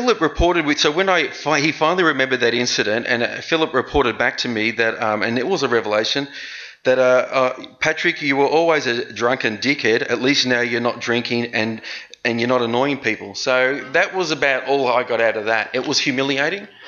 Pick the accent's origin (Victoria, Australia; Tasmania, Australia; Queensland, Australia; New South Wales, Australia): Victoria, Australia; Noble Park; I grew up in Noble Park